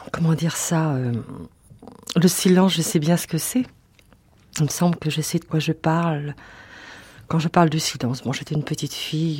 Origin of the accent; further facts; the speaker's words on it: Orléans, Centre-Val de Loire, France; Quand j'étais petite fille à Orléans